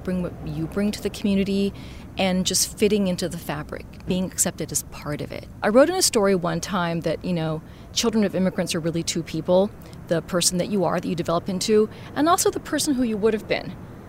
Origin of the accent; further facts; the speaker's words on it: Huntington Park, California, United States; So I grew up in HP. My family's from Cuba. I came here when I was a kid.